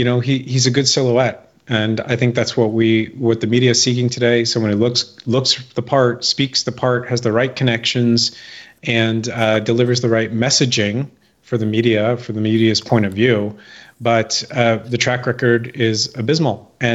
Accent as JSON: {"language": "English", "region": "California", "country": "United States", "tie": "born or raised there", "also_born_or_lived": "San Francisco", "moved": "as an adult", "said": "I came from California. I grew up in California. I lived in California. I lived in San Francisco right after the dot-com bubble burst."}